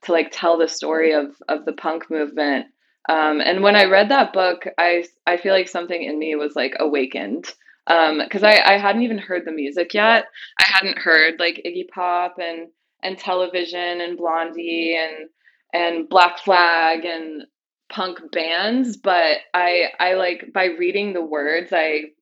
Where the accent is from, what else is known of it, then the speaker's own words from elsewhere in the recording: Las Vegas, Nevada, United States; I grew up in Las Vegas.